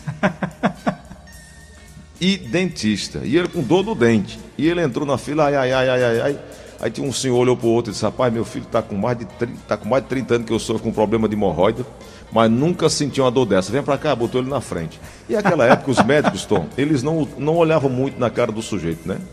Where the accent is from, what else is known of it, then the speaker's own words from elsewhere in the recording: Paraíba, Brazil; now in Fortaleza, Brazil; eu sou paraibano, minha esposa pernambucana